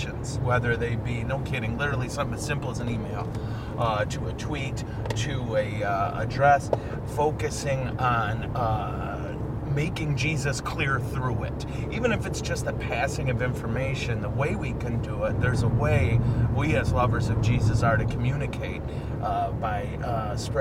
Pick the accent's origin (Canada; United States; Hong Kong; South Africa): United States; Michigan; I'm from Michigan